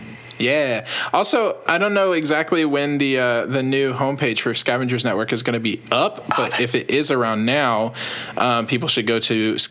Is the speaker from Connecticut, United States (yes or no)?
no; Texas, United States; as one Texan